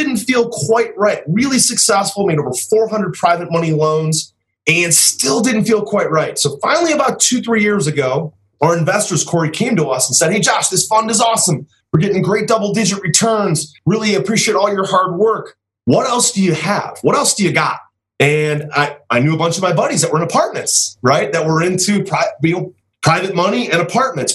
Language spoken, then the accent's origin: English; Cleveland, Ohio, United States; I'm from Cleveland